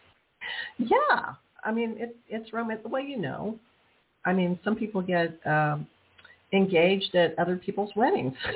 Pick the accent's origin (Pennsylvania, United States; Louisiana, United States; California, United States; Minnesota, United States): Louisiana, United States; New Orleans; also born or lived in Texas; I'm from New Orleans